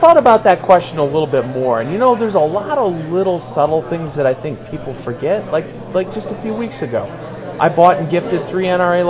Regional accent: South Dakota, United States; now in New Jersey, United States; No, I grew up in South Dakota. I had to drive an hour and a half for groceries.

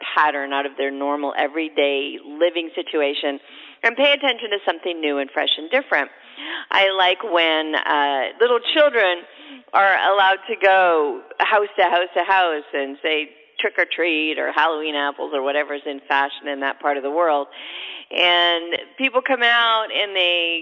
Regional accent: Canada; now in United States; I'm originally Canadian. We already had Thanksgiving up there

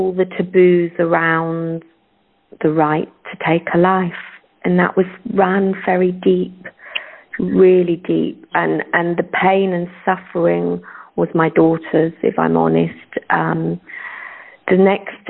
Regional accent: United Kingdom; moved away as an adult; also born or lived in Ireland (ancestry); now in South Goa, India; I was raised in suburbia outside London

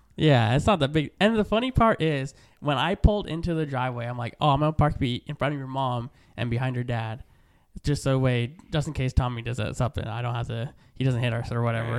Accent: Stockton, California, United States; moved away as an adult; now in Lemoore, United States; I grew up in Stockton down the way

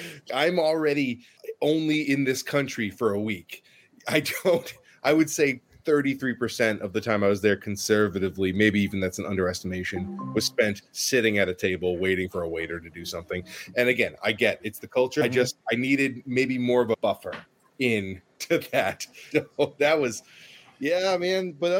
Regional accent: United States; So I'm very American in that I do love the Disney theme park.

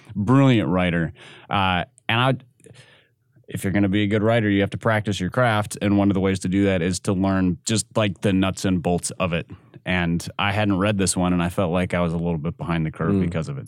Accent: Minnesota, United States; moved away; my home state, I don't I don't miss the accent

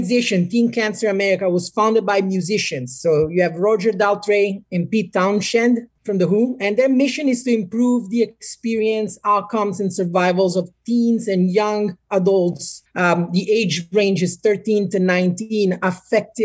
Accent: Naples, Campania, Italy; English is a second language; moved away as an adult; now in United States; I was born and raised in Naples, Italy

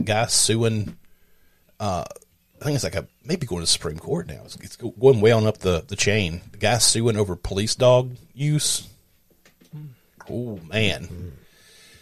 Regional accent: the South, United States; I'm from the States. He goes, well, where at? I said, the South

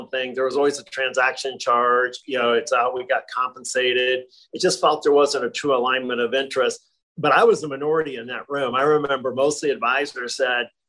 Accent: Nebraska, United States; also born or lived in Ohio; I was born in Ohio and moved to Nebraska when I was 9 years old.

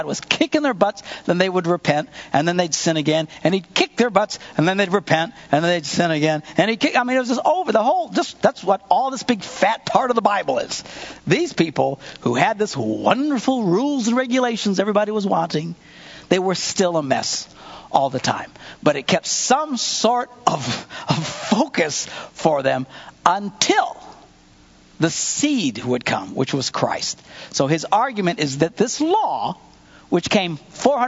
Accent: Wisconsin, United States; we're from Wisconsin.

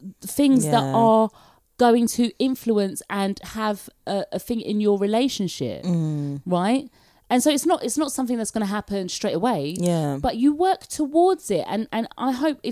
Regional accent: London, United Kingdom; moved away; I talk whatever language I like because I'm from London and I'm so used to hearing all the languages.

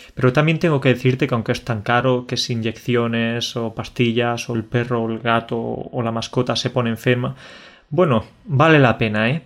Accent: Spain; el dicho que tenemos en España

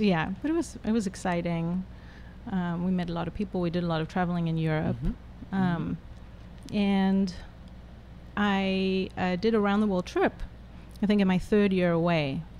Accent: Johannesburg, Gauteng, South Africa; moved away as an adult; also born or lived in Cape Town; now in United States; I was born in Johannesburg

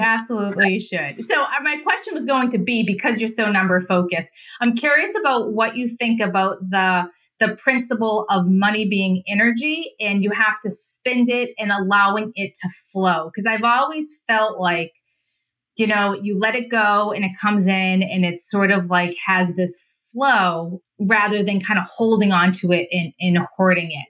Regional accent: Massachusetts, United States; accent: Boston; I'm from Mass, so I have the, the Boston accent

